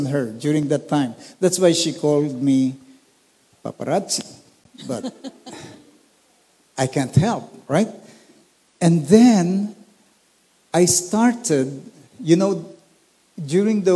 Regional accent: Olongapo, Central Luzon, Philippines; I grew up in Olongapo City

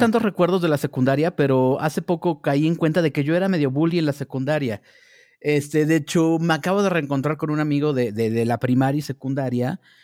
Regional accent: Naucalpan, State of Mexico, Mexico; also born or lived in Tampico, Tamaulipas; nací en Tampico, Tamaulipas, pero me fui de vivir de ahí desde que tenía seis años y llegué a vivir a Ciudad Satélite

